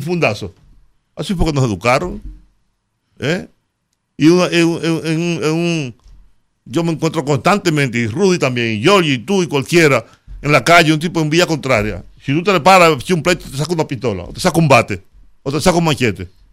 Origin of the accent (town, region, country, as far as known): Dominican Republic